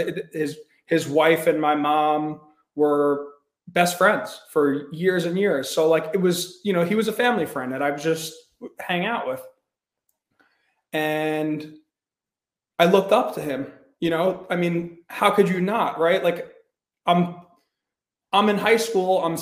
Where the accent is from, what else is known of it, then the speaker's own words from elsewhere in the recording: Long Island, New York, United States; I grew up in Long Island, New York. I grew up on the North Shore